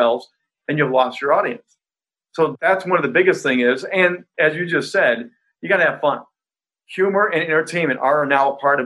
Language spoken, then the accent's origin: English; Indiana, United States; I grew up in Indiana